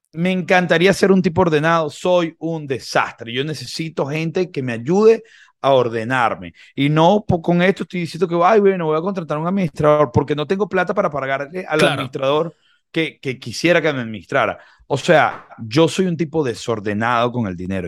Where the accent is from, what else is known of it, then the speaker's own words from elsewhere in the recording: Venezuela; Nosotros como venezolanos